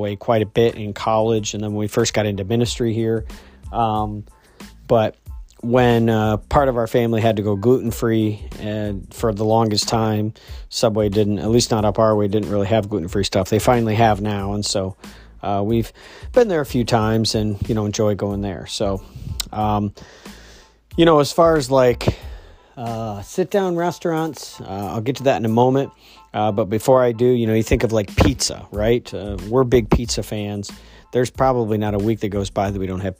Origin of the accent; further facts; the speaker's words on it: Midwest, United States; also born or lived in Scranton area, Pennsylvania; now in Maine, United States; Where I grew up out in the Midwest